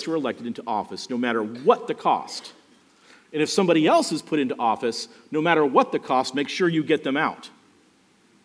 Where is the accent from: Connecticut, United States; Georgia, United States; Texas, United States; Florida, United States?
Florida, United States; Miami; I grew up basically around Cayo Ocho and Northwest 2nd Street.